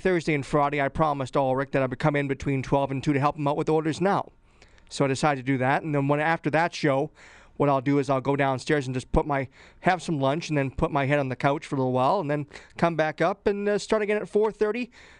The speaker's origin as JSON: {"language": "English", "town": "Edmonton", "region": "Alberta", "country": "Canada", "tie": "born or raised there", "said": "Yeah, of course. But you know, it's kind of funny that people think I'm have some sort of a Newfoundland accent, I guess, Reed."}